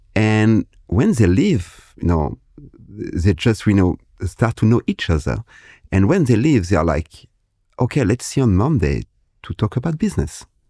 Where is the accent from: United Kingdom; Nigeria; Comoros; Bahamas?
Comoros; I am from the Comoros Island